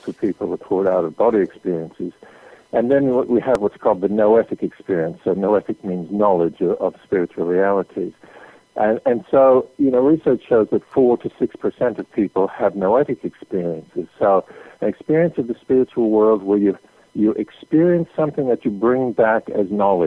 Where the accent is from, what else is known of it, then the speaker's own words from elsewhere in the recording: Canada; I grew up in Canada